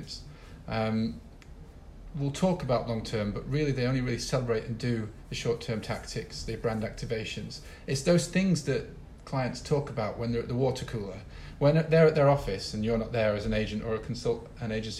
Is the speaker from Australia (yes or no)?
no; Sheffield, Yorkshire and the Humber, United Kingdom; now in Rio de Janeiro, Brazil; I'm from Sheffield. I go back to Sheffield and I'm like, oh, freaking love this place